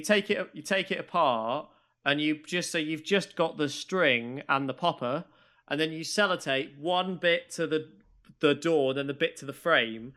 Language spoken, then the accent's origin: English; Maidstone, South East England, United Kingdom; I grew up in Maidstone